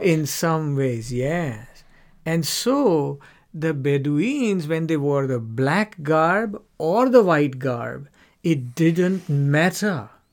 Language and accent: English; India; moved away as an adult; now in United Kingdom; when I grew up in India.